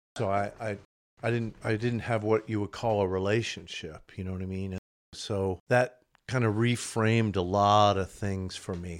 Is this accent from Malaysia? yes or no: no; Tulsa, Oklahoma, United States; I'm originally from Oklahoma, Tulsa.